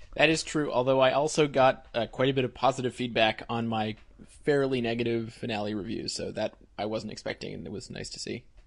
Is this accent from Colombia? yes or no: no; Canada; I'm Canadian